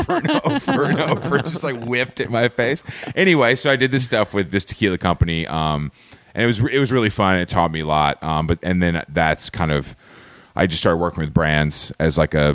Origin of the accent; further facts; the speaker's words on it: Atlanta, Georgia, United States; moved away as an adult; now in New York, United States; I am from Atlanta, Georgia, originally